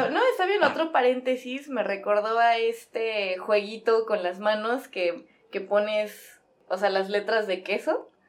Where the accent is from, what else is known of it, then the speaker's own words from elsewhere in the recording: Mexico City, Mexico; now in Morelos, Mexico; yo también soy chilanga, soy de allá